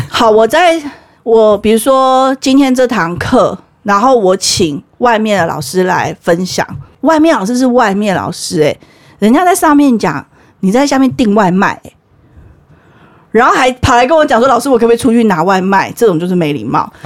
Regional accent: Taiwan; also born or lived in Malaysia; 我是台湾人，我去马来西亚学校

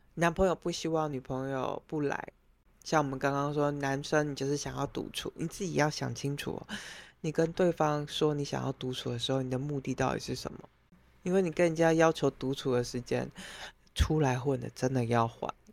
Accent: Taiwan; moved away as an adult; now in Europe; 我们台湾人

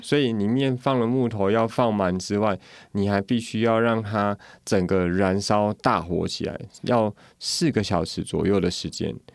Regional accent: Yuchi, Nantou County, Taiwan; moved away as an adult; also born or lived in Taichung; 在鱼池日月潭这边

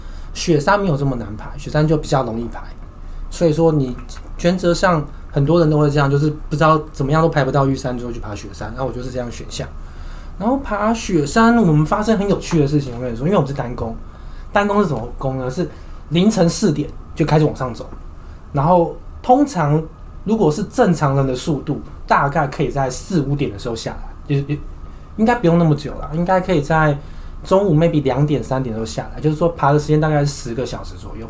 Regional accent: Taiwan; 我们台湾人都有三件事情是一定要做的

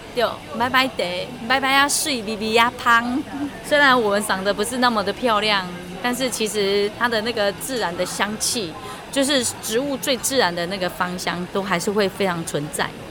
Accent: Taiwan; 我们台湾人其实真的很爱逛农，农夫市集

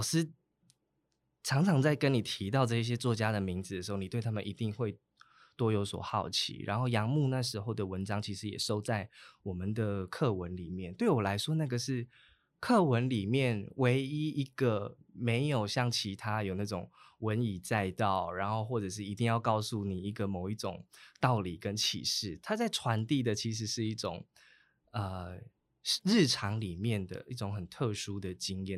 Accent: Taitung County, Taiwan; also born or lived in Chishang; 我七岁之前，我在出入部落也住过一段时间，在建和嗯。部落也住过一段时是。间。

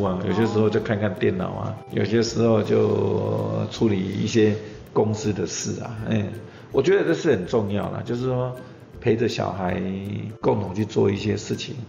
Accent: Taiwan; 因为特别是我们台湾人都是比较含蓄的嘛，我们都不善于去表达我们对人的一些

